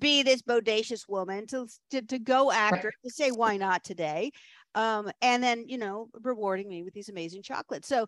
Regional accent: Williamsburg, Virginia, United States; moved away as an adult; also born or lived in Richmond, Virginia; they were living in Williamsburg, Virginia, and that's my hometown

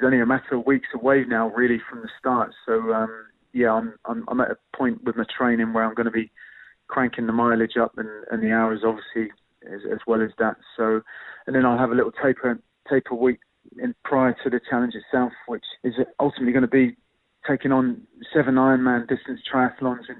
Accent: Southampton, South East England, United Kingdom; representing my hometown club

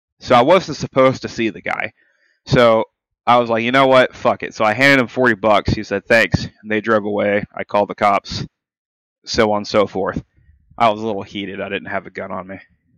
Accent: Canada; I am Canadian.

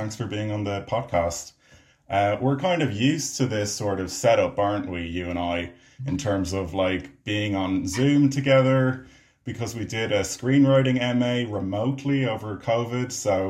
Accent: Ireland; I'm an Irish filmmaker and actor.

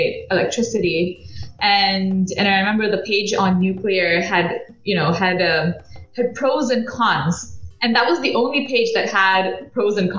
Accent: Belgium; moved away as an adult; also born or lived in United Kingdom; I grew up in Belgium, did my undergraduate studies in the UK at Imperial College in mechanical engineering

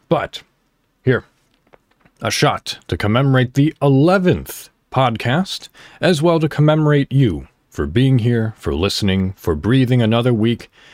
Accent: Crystal Lake, Illinois, United States; moved away as an adult; also born or lived in McHenry, Illinois; now in Indiana, United States; I was born technically in McHenry, Illinois, and I grew up and lived my childhood and the beginning of my adulthood in Crystal Lake, Illinois.

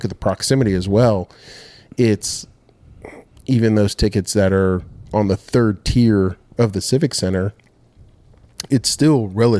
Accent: Rancho Cucamonga, California, United States; moved away as an adult; now in Dothan, United States; we grew up in Rancho Cucamonga, California.

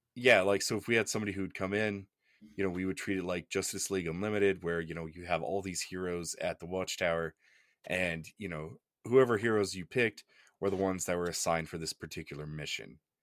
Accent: Oklahoma, United States; I'm from Oklahoma

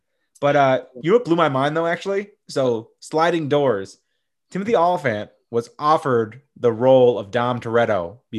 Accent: Columbia, South Carolina, United States; He is from my hometown of Columbia, South Carolina.

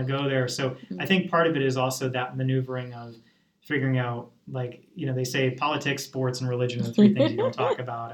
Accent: Massachusetts, United States; accent: Southern; also born or lived in Lancaster, Pennsylvania; now in Easton, United States; while I grew up in Massachusetts, you may not get much of a Boston accent. I grew up outside the city

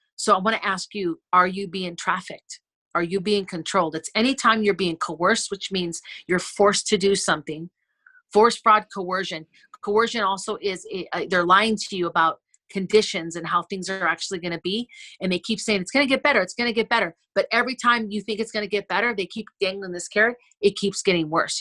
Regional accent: Wisconsin, United States; we had land when I was growing up in Wisconsin

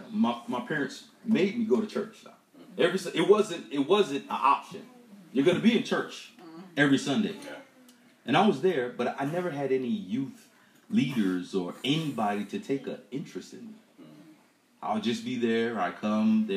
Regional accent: Miami, Florida, United States; I grew up in Miami. And I grew up in the ghetto in Liberty City

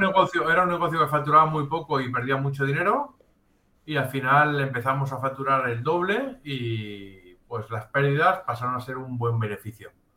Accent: Catalonia, Spain; somos catalanes, no somos italianos

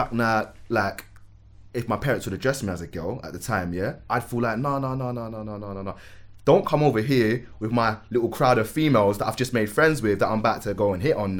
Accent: Manchester, North West England, United Kingdom; also born or lived in Lewisham, London / Birmingham / Catford, London; I was born in Lewisham Hospital, but raised in Manchester. And my dad's a Catford boy, and he was born and raised in Catford. So I'd be like back and forth from my mum and dad's house in Catford.

